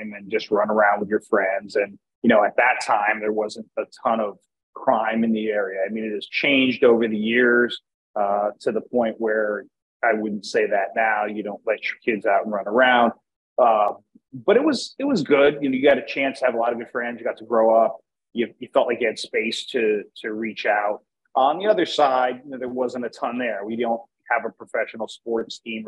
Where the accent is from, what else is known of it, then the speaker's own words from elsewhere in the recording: Wilkes-Barre, Pennsylvania, United States; also born or lived in Virginia; where I was at the time I was growing up, it was like the Wilkes-Barre Scranton area